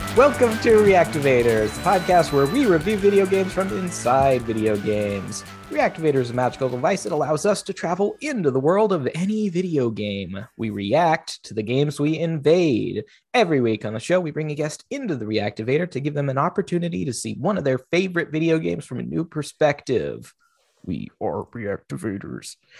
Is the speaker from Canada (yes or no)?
no; Seattle, Washington, United States; I was raised in Seattle